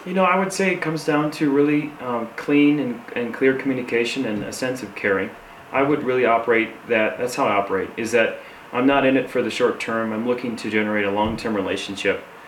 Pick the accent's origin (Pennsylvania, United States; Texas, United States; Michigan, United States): Michigan, United States; Saginaw; now in Grand Junction, United States; I'm originally from Michigan, and I currently am living in Colorado in Grand Junction